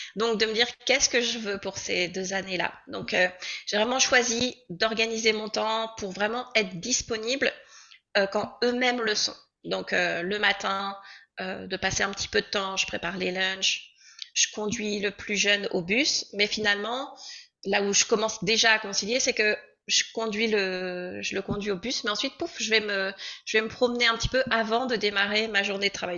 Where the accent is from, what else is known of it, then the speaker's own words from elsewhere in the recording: Normandy, France; moved away as an adult; now in Comox, Canada; je viens de France, plus précisément de Normandie. Et puis, bah, désormais, en fait, j'habite à Comox, sur l'île de Vancouver